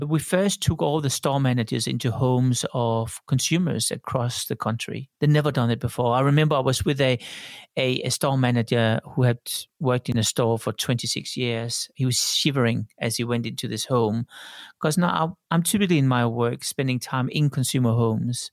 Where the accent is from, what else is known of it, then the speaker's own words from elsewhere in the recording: Denmark; also born or lived in Sydney, Australia / Tokyo, Japan / Paris, France / London, United Kingdom; now in Switzerland; I grew up in Denmark